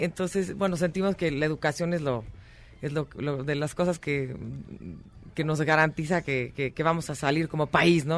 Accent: Mexico; nosotros como mexicanos

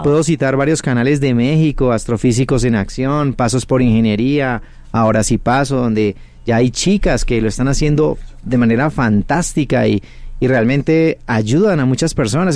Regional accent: Cali, Valle del Cauca, Colombia; Yo soy de Cali, Colombia.

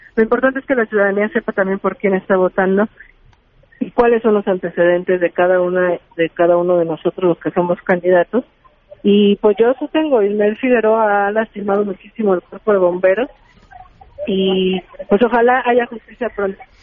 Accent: Iztacalco, Mexico City, Mexico; yo soy habitante de Iztacalco

